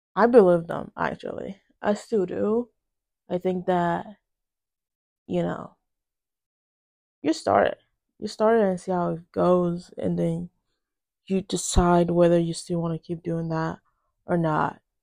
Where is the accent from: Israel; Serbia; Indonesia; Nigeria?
Nigeria; now in United States; I was born in Nigeria and I moved to the United States when I was relatively young